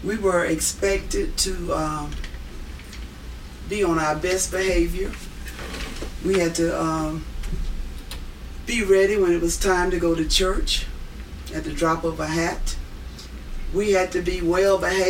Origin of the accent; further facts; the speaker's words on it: Augusta, Georgia, United States; now in Atlanta, United States; we grew up in the southeastern part of Georgia, Augusta, Georgia